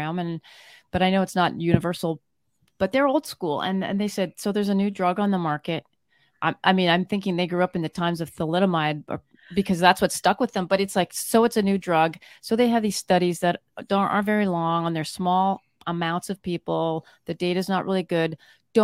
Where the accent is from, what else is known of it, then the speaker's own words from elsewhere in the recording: Canada; I'm from Canada.